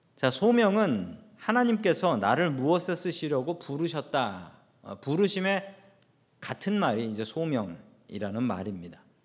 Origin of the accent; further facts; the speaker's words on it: South Korea; now in United States; 한국에서 태어났던 우리들을 미국으로 보내주셨습니다.